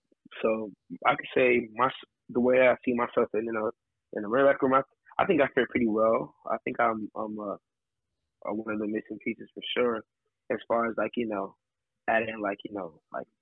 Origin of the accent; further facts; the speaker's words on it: Lake Orion, Michigan, United States; I grew up playing basketball in the Lake Orion area.